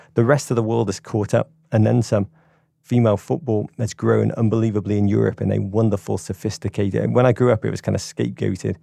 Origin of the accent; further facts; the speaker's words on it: England, United Kingdom; as an Englishman